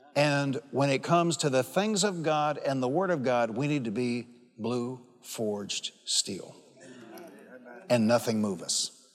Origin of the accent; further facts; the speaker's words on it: Detroit, Michigan, United States; I'm from Detroit. And I grew up fighting